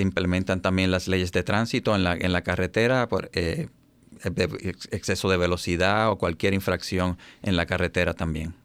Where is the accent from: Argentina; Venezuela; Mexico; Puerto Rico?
Puerto Rico; moved away as an adult; also born or lived in Baltimore, Maryland; now in United States; soy puertorriqueño